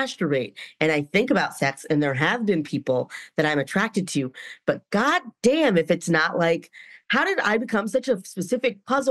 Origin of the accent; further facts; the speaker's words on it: North Carolina, United States; moved away; I'm from North Carolina